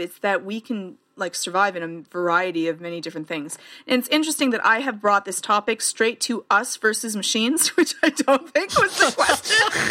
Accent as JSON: {"language": "English", "country": "Canada", "said": "I'm Canadian"}